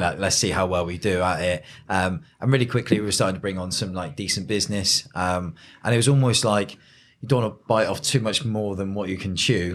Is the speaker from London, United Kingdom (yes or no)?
no; Peasedown St John, South West England, United Kingdom; I grew up in Pete's Town, Saint John.